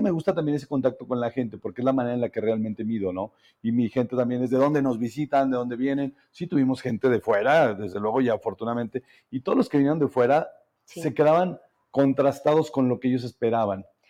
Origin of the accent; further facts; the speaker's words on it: Zacatecas, Mexico; realmente quiero mucho mi tierra y estoy, y estoy librando una batalla, una batalla aquí en Zacatecas